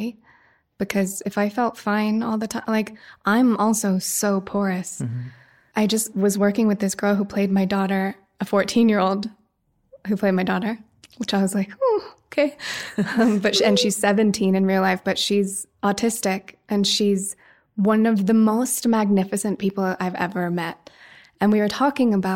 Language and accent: English; Woody Creek, Colorado, United States; I grew up in Woody Creek, right near Hunter